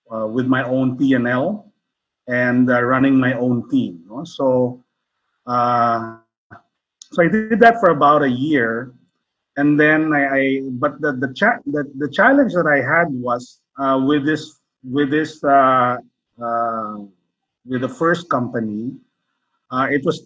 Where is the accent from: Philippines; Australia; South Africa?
Philippines; I'm Filipino.